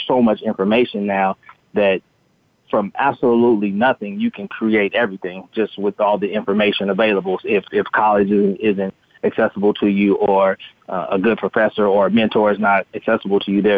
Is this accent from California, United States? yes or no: yes; Los Angeles, California, United States; growing up in Los Angeles